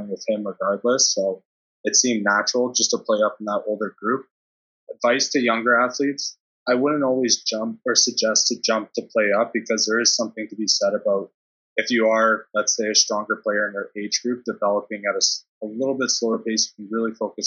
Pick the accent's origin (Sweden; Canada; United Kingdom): Canada; Brooklin, Ontario; moved away as an adult; also born or lived in Germany; I grew up in Brooklyn. And the elementary school I went to, in terms of Ontario, especially Durham